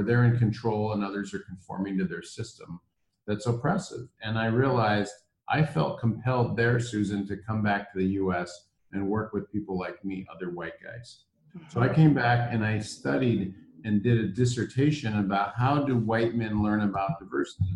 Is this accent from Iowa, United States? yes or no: yes; Iowa, United States; moved away as an adult; also born or lived in Minnesota / Washington, D.C. / South Africa; I grew up in the Midwest. I grew up in Iowa